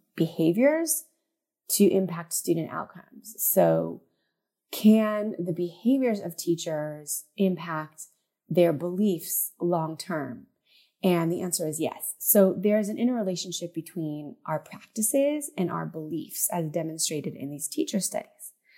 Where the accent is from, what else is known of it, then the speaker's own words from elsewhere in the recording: Southern California, United States; moved away as an adult; also born or lived in central Israel; now in Israel; my hometown in Southern California